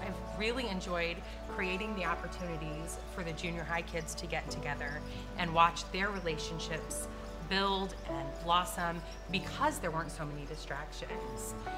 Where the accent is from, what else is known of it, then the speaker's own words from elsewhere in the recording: Shelbyville, United States; we've both been born and raised in Shelbyville our whole lives